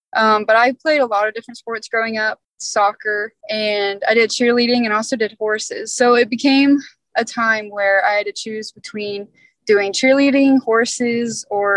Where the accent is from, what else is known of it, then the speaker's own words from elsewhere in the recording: Monticello, Florida, United States; now in Gainesville, United States; I'm from Monticello, Florida. It's a small little town just east of Tallahassee